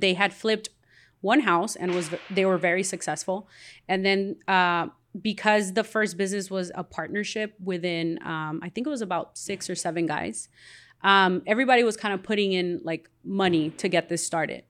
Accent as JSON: {"language": "English", "town": "Compton", "region": "California", "country": "United States", "tie": "born or raised there", "also_born_or_lived": "Guatemala / Wilmington, California", "said": "I grew up here in Compton"}